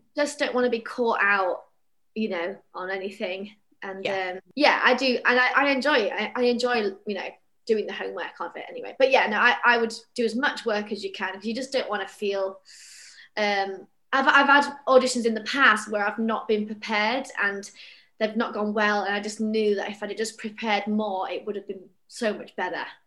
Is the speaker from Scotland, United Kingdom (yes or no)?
no; Bradford, Yorkshire and the Humber, United Kingdom; moved away; I'm from Bradford originally, and all you know all our theatre friends we've all left our hometowns